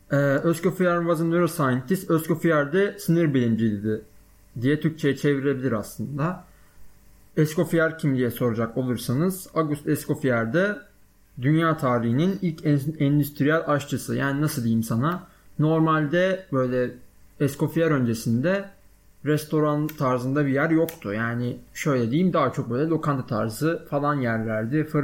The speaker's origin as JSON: {"language": "Turkish", "region": "Balıkesir", "country": "Turkey", "tie": "born or raised there", "said": "Aslan Balıkesirliyim. Bu önemli bilgi. Onun dışında işte doğma büyüme Balıkesirliyim. 18 yaşıma kadar Balıkesir'de yaşadım."}